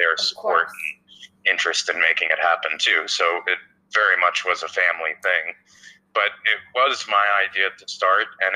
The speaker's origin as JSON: {"language": "English", "region": "New Jersey", "country": "United States", "tie": "born or raised there", "said": "I grew up in North Jersey"}